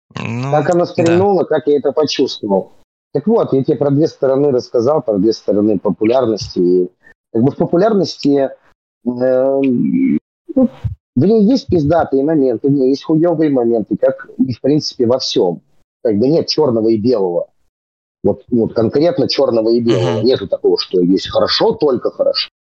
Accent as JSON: {"language": "Russian", "town": "Serpukhov", "region": "Moscow Oblast", "country": "Russia", "tie": "born or raised there", "said": "Я-то вообще родился там, потому что там, где я жил, собственно, и вырос, просто нет роддома"}